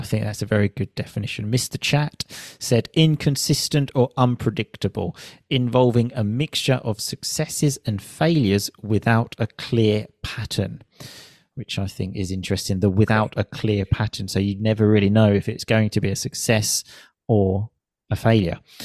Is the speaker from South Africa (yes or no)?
no; United Kingdom; I moved back to my home country, the U K